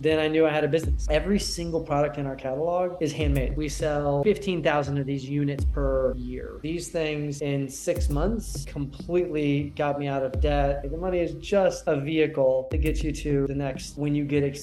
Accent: Houston, Texas, United States; also born or lived in Austin, Texas; I grew up in Houston, and I moved to Austin for university in 1998.

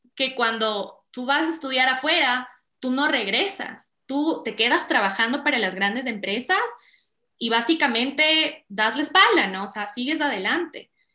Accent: Quito, Pichincha, Ecuador; also born or lived in California; yo soy quiteña

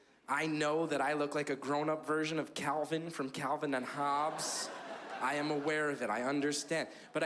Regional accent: New Jersey, United States; I grew up in New Jersey in a neighborhood called Down the Hill. It was the tough part of town.

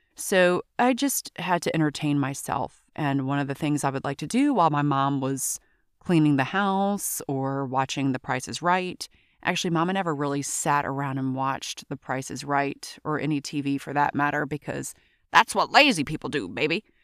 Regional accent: Baton Rouge, Louisiana, United States; I'm originally from Baton Rouge, but my soul is from New Orleans.

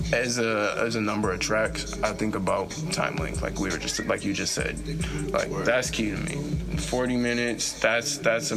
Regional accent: Saint Paul, Minnesota, United States; I'm from Dale and Iglehart. So that's like Rondo area.

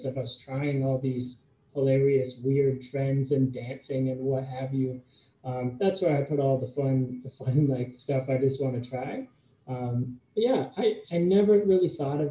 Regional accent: Canada; moved away as an adult; also born or lived in United States; I'm Canadian, but I went to school in the States

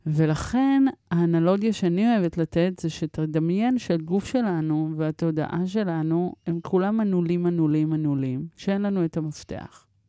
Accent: Israel; also born or lived in Paris, France / Morocco (ancestry); הייתי בת שנה ועשרה חודשים כשהגענו לארץ

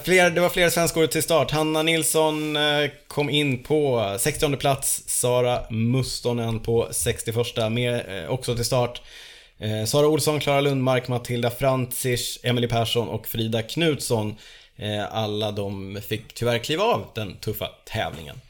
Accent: Borås, Västra Götaland, Sweden; där jag är ifrån. Det är Borås.

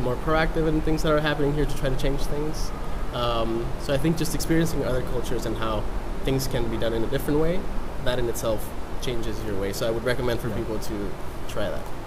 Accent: Mexico; moved away; I'm from Mexico

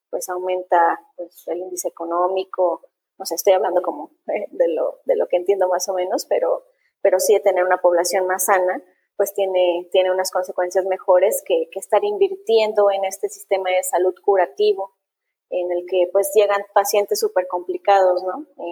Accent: Mexico; a millones de mexicanos también nos pasa esto

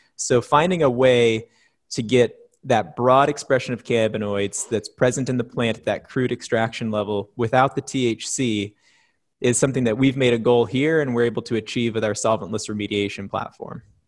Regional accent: Oregon, United States; my business partner Bree and I have been, uh, born and raised in Oregon

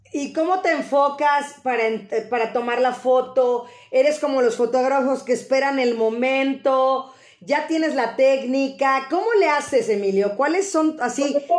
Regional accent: Mexico; sentirnos nosotros como mexicanos

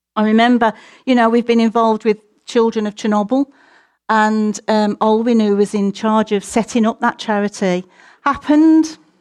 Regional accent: United Kingdom; we're British and a little bit more conservative

